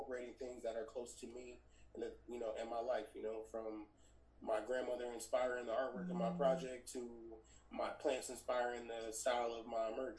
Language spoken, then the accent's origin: English; San Bernardino, California, United States; also born or lived in Los Angeles, California; I moved out here when I was probably like 4 or 5, but I always grew up going back and forth